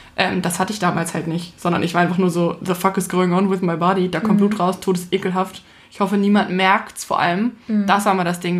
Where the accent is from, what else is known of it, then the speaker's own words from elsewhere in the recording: Hamburg, Germany; ich bin ja mitten in der Stadt groß geworden